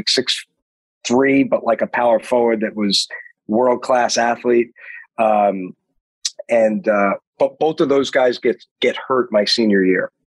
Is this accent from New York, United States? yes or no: yes; New York City, New York, United States; moved away; I'm from Queens